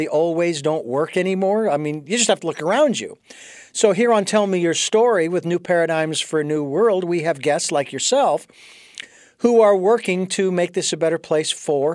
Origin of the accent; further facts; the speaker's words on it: Phoenix, Arizona, United States; now in Santa Barbara, United States; I was born and raised in Phoenix, Arizona